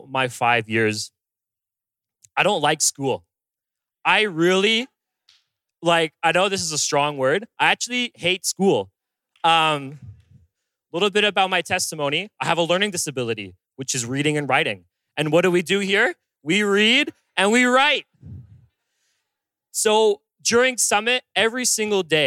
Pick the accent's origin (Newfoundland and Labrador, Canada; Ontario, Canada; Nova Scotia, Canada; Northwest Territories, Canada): Ontario, Canada; Bowmanville; moved away; I'm originally from Bowmanville, Ontario, which is way out, close to Toronto.